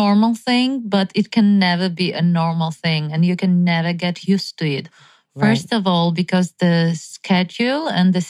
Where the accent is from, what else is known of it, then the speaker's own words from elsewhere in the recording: Ukraine; I'm from Ukraine. Back home, winters are dark and cold.